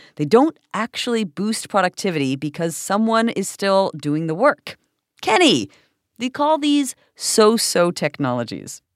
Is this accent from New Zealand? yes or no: no; Toronto, Ontario, Canada; this is my hometown